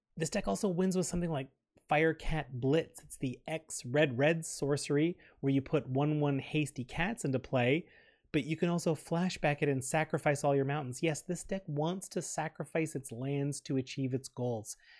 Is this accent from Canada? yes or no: yes; Canada; We're proud Canadian podcasters